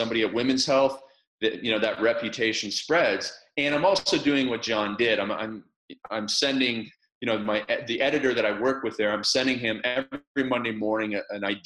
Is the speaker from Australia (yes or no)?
no; small town outside of Toronto, Ontario, Canada; So I was born in a small town outside of Toronto, Canada. And where I lived, it was ice hockey madness